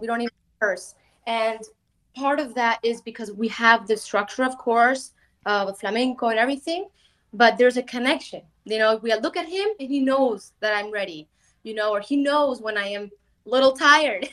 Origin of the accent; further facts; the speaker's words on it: Bulgaria; I'm gypsy from Bulgaria, my mother's from Spain